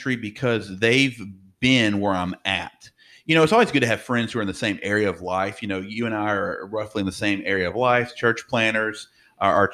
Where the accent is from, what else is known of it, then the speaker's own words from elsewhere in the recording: the South, United States; how Southern I am